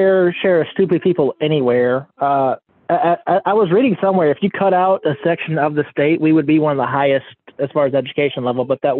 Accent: Mississippi, United States; I am from Mississippi.

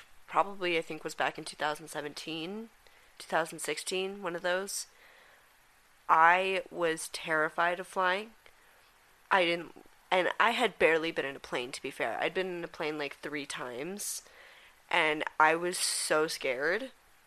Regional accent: Colorado, United States; we were born here

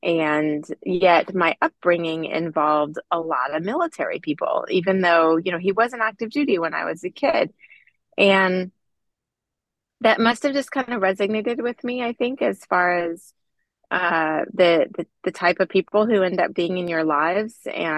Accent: San Diego, California, United States; I grew up in San Diego and my dad was a Navy fighter pilot and my mom, stay-at-home mom, we were in San Diego, which has a lot of Navy presence.

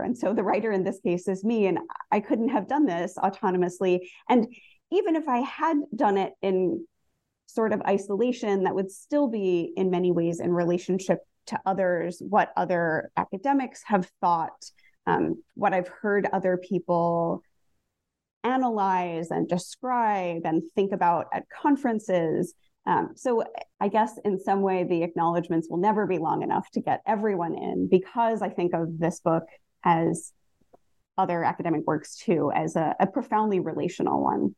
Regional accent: New Jersey, United States; I grew up in New Jersey

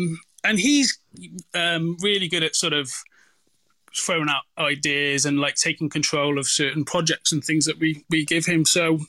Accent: Wales, United Kingdom; moved away as an adult; now in Australia; Yeah, so I grew up in Wales, actually, so I'm half English, half Welsh

